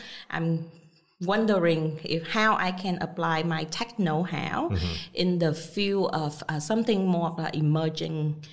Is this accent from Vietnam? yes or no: yes; Vietnam; moved away as an adult; also born or lived in United States; I was born and raised in Vietnam. So after I graduated from high school in Vietnam, I moved to the U.S.